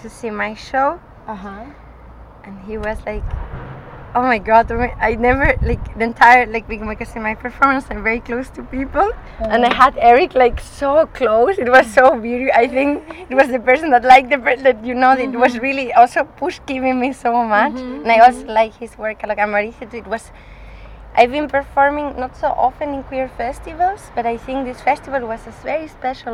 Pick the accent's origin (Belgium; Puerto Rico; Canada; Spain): Spain; accent: northern Spanish; moved away as an adult; also born or lived in Graz, Austria / Scotland; now in Vienna, Austria; I'm from Spain, but my mother is Austrian, and I grew up in Spain. But I live in Austria